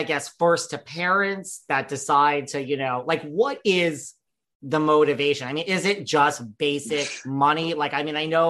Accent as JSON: {"language": "English", "region": "New York", "country": "United States", "said": "I'm from New York."}